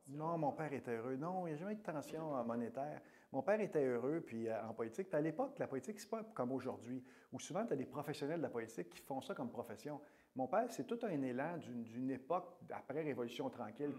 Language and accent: French; Pays-d'en-Haut, Quebec, Canada; born or raised there